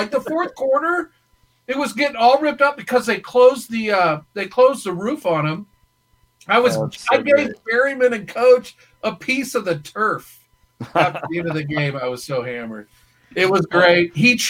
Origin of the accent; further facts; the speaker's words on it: Iowa, United States; I go, dude, I'm from Iowa.